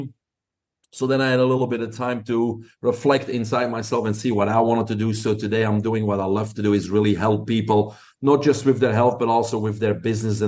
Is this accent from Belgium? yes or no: yes; Belgium; moved away; Your listeners probably can pick up an accent. I'm originally from Belgium